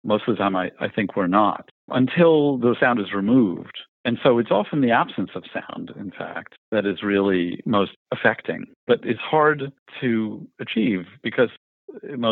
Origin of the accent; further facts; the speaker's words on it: New York, United States; I grew up in Greenwich Village in New York